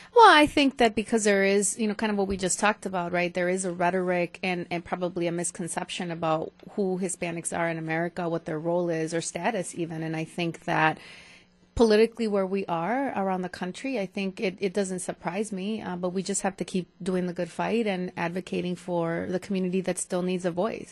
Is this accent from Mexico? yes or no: yes; Mexico; now in Milwaukee, United States; I was born in Milwaukee but raised in Mexico, coming here